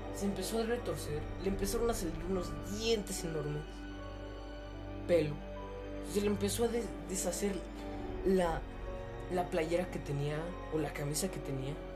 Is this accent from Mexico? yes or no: yes; Mexico; como yo soy mexicano, viví mi niñez con esa